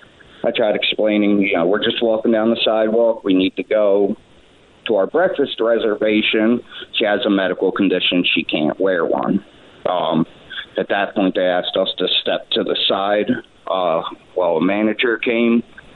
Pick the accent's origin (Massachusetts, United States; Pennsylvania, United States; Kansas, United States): Pennsylvania, United States; I'm from Pennsylvania. I can't just turn around and go home.